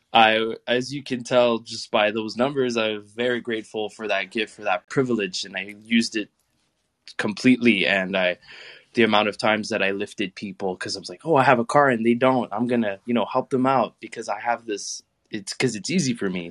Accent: Canada; the basic privilege of growing up in Canada, not everybody gets a car given to them

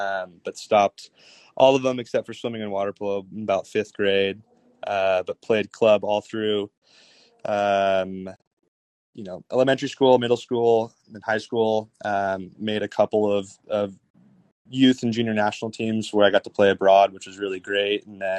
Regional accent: Davis, California, United States; So I'm from Davis originally, a little bit north of the Bay Area.

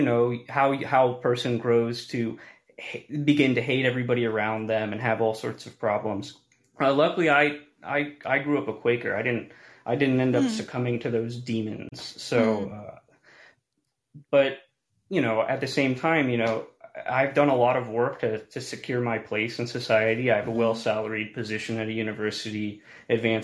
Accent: United States; growing up in America, I'm Hispanic

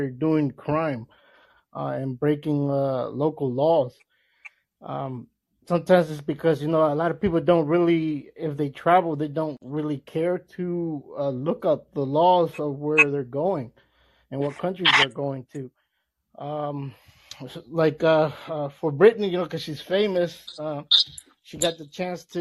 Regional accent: El Salvador; now in United States; I come from El Salvador.

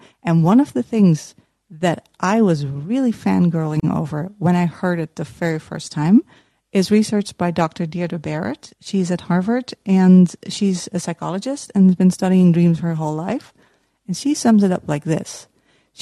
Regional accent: Utrecht, Netherlands; accent: Dutch; English is a second language; I'm from the Netherlands. You might hear it from my accent.

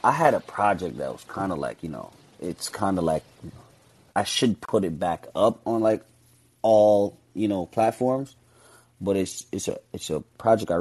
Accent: Jamaica; now in Bronx, United States; my background being Jamaican

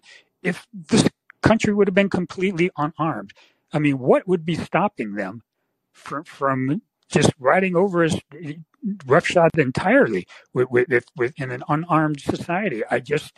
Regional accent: San Francisco Bay Area, California, United States; I grew up in the San Francisco Bay Area

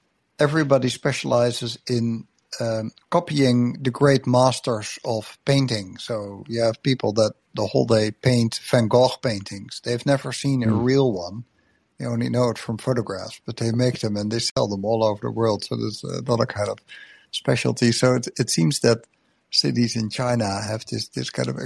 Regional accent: Netherlands; I come from Netherlands, where biggest city in the country is just 700,000 people.

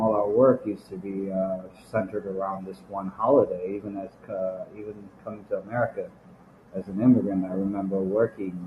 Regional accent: Nepal; I'm from Nepal, I grew up in the 90s during the Maoist conflict there.

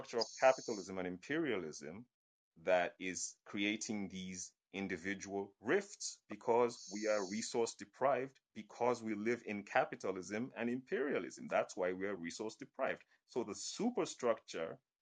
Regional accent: Kenya; I'm Kenyan

